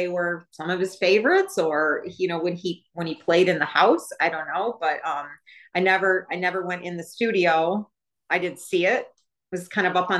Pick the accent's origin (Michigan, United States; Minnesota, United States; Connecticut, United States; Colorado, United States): Michigan, United States; I was from Michigan